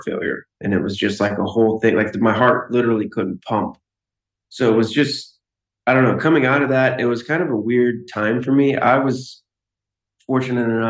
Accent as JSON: {"language": "English", "town": "Lafayette", "region": "Louisiana", "country": "United States", "tie": "born or raised there", "said": "I'm from Louisiana, and the high school I went to is in Louisiana also"}